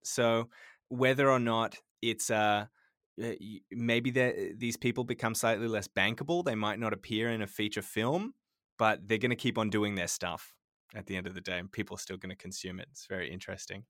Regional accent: Sydney, New South Wales, Australia; moved away; Growing up in Sydney

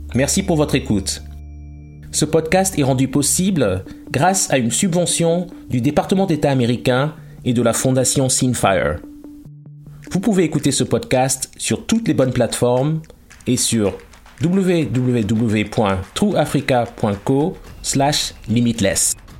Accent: Lomé, Maritime, Togo; je suis né à Lomé, qui est à la frontière du Ghana

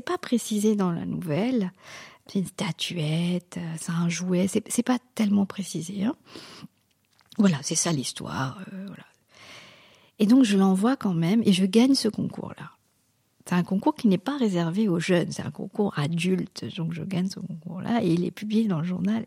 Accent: Mauritius; French is a second language; moved away; also born or lived in Caen, France; on est des, des Mauriciens d'origine indienne

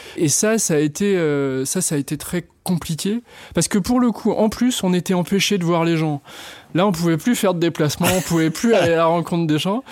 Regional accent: La Roche-sur-Yon, Pays de la Loire, France; je suis né à La Roche-sur-Yon, en Vendée

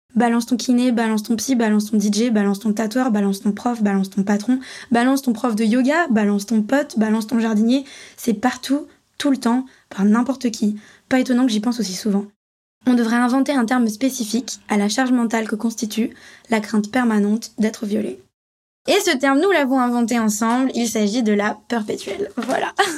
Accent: Paris, Île-de-France, France; j'ai grandi à Paris, j'ai pris le métro très tôt

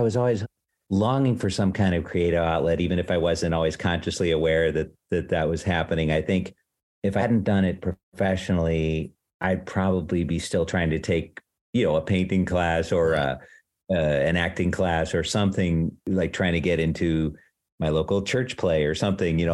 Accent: Palatine, Illinois, United States; moved away as an adult; now in New York City, United States; I'm from Palatine, Illinois, but the school was in Arlington Heights, which is right nearby.

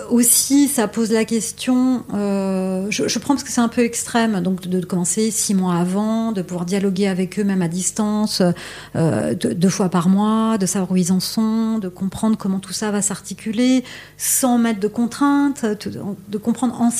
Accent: Paris, Île-de-France, France; moi je suis, française, je suis parisienne

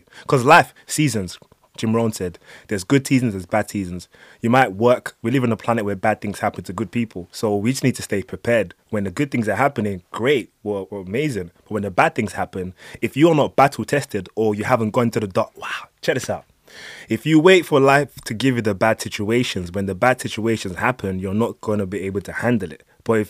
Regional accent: Nigeria; I'm Nigerian and I used to play basketball, so I have a lot of American friends.

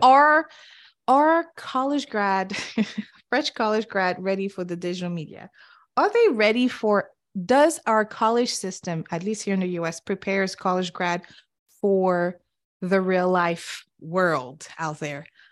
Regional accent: Senegal; English is a second language; moved away; also born or lived in Cape Verde; I grew up and was born and raised in Senegal and West Africa

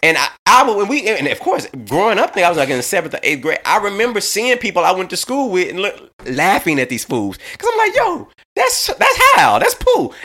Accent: Little Rock, Arkansas, United States; I'm from Little Rock, Arkansas

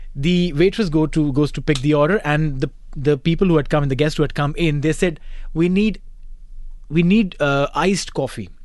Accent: India; being an Indian

